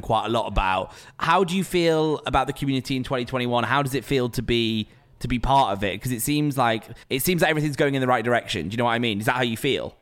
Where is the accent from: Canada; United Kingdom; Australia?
United Kingdom; Preston, North West England; now in London, United Kingdom; as a Preston lad